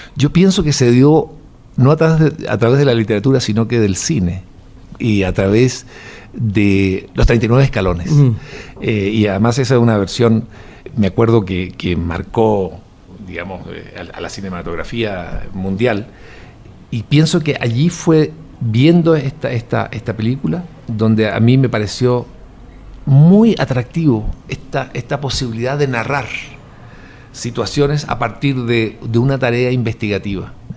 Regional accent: Chile

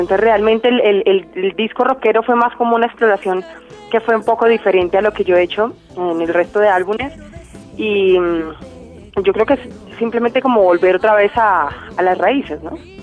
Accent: Quindío, Colombia; soy del Quindío

